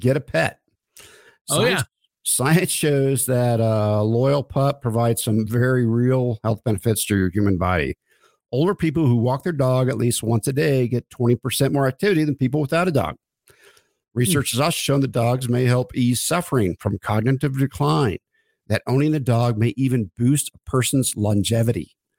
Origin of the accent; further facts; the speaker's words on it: Oklahoma, United States; I grew up in Oklahoma, with, you know, middle income family and things I felt like we couldn't do.